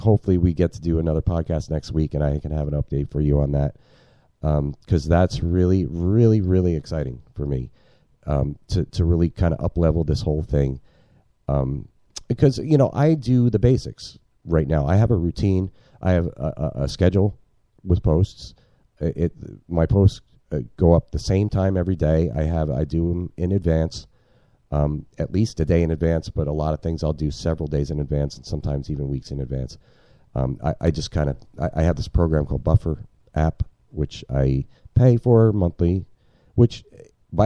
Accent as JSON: {"language": "English", "region": "New Jersey", "country": "United States", "moved": "as an adult", "said": "I'm from New Jersey, man. New Jerseyans don't say y'all"}